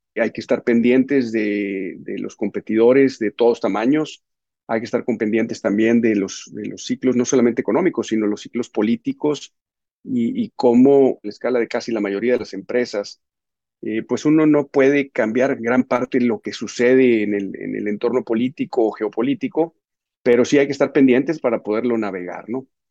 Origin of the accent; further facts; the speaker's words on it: Mexico; nuestra labor como mexicanos orgullosos